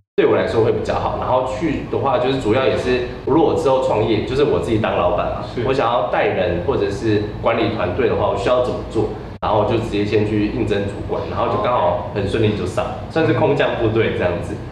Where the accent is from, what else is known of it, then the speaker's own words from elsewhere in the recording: Taiwan; moved away; also born or lived in Australia; 我们台湾人